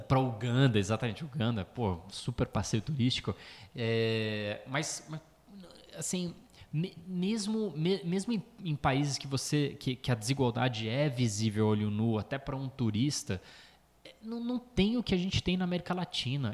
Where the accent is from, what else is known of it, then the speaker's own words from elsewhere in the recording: Brazil; Falando como brasileiro